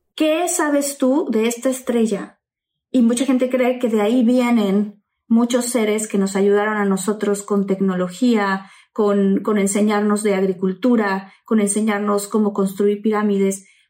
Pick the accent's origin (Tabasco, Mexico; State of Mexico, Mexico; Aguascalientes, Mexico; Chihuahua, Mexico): Tabasco, Mexico; crecí en Tabasco